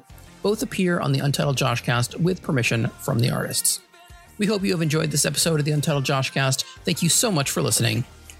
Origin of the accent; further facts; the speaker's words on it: New Hampshire, United States; also born or lived in New York; So I grew up in New Hampshire for a little bit and then moved to New York.